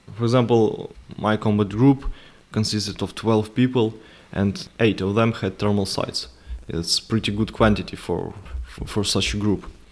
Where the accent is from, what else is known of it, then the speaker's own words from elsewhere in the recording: Ukraine; I went back to my hometown, stayed there for several months